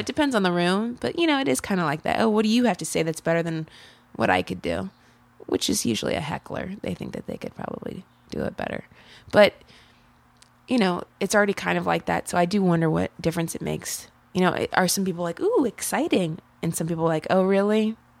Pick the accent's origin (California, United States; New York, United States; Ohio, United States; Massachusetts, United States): Ohio, United States; moved away as an adult; now in Chicago, United States; I grew up in Ohio. I have lived in Chicago the past four years